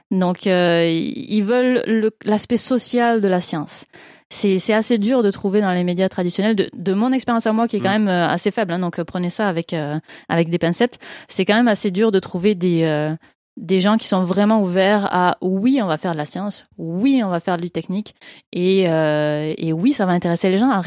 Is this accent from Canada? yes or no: yes; Quebec, Canada; accent: Québécois; Et, et d'où le petit accent québécois que je ne peux pas forcer parce que je n'entends pas du tout mon accent québécois.